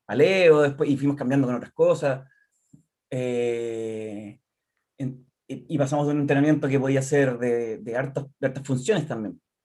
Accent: Concepción, Biobío, Chile; soy de acá de Concepción, eh, de siempre

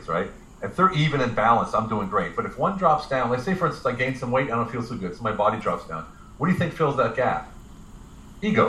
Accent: United States; moved away as an adult; now in Budapest, Hungary; I'm American. We grew up that way

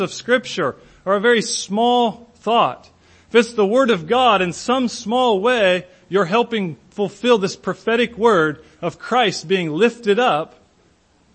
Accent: Hillsboro, United States; my hometown, a little out of the way place like Hillsboro.

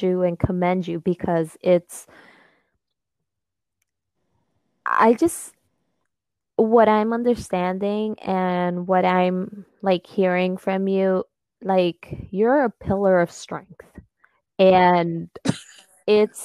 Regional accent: United States; first language Spanish; English is a second language; my family it comes from Peru, and I was actually born here in America

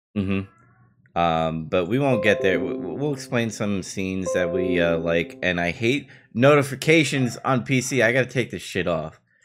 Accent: New York City, New York, United States; prop to Queensboro, uh, my hometown over there

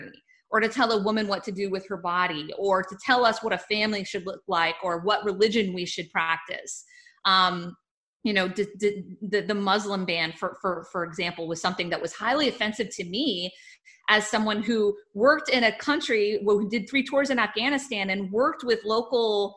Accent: Texas, United States; I am a Texan

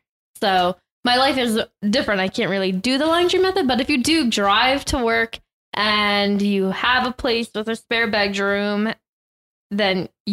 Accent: United States; especially if you're American, because as an American

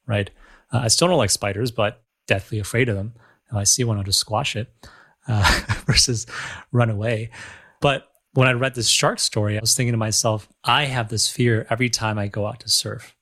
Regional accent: Michigan, United States; now in Los Angeles, United States; I grew up in Michigan, so we have these large bodies of waters as well

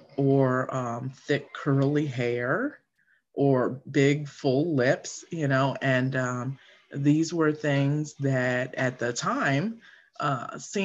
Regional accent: Florida, United States; I grew up in Florida, and my parents met at Disney, and they both worked there

